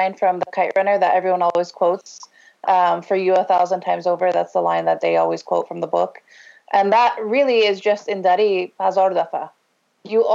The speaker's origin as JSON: {"language": "English", "region": "Ohio", "country": "United States", "tie": "born or raised there", "said": "I grew up in Ohio."}